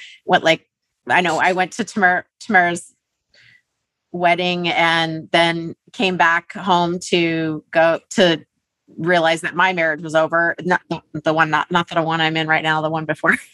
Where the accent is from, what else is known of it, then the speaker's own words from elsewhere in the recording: Alaska, United States; moved away as an adult; now in California, United States; But and then I moved to California. We grew up in Alaska.